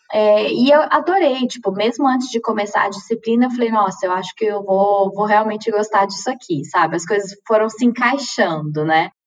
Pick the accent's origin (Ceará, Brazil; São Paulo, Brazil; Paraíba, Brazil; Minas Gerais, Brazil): Minas Gerais, Brazil; Uberlândia; moved away as an adult; also born or lived in Campinas; Eu fiz graduação em Uberlândia, sou de Minas Gerais, é, fiz graduação na minha cidade natal